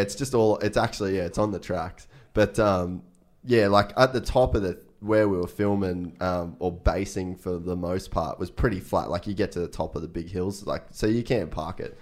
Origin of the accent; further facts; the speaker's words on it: Cairns, Queensland, Australia; we grew up in Cairns